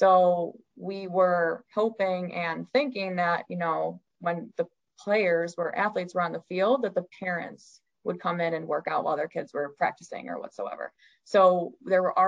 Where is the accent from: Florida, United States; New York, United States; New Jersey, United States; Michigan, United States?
New York, United States; Auburn; moved away as an adult; now in Camillus, United States; I'm actually from Auburn